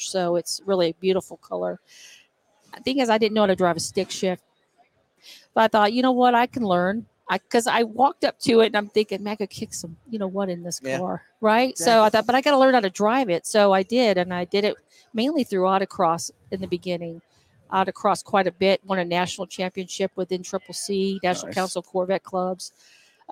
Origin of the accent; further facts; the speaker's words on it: Austin, Texas, United States; moved away as an adult; now in Johnson City, United States; I'm from Austin, Texas. I moved to Johnson City, Tennessee, where I'm living now, about 12 years ago.